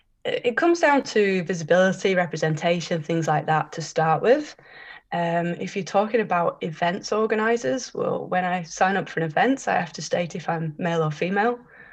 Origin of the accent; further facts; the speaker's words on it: Liverpool, North West England, United Kingdom; 17 years, born and bred in Liverpool.